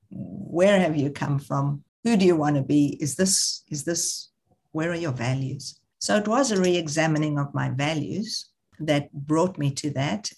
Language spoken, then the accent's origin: English; South Africa; moved away; growing up in South Africa, I had never gone to Soweto.